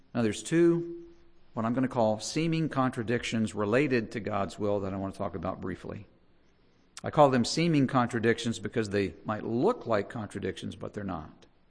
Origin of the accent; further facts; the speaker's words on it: United States; we're American